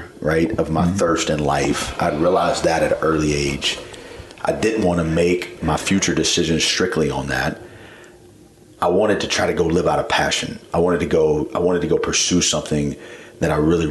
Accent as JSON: {"language": "English", "town": "Columbia", "region": "South Carolina", "country": "United States", "tie": "born or raised there", "said": "I grew up in Columbia"}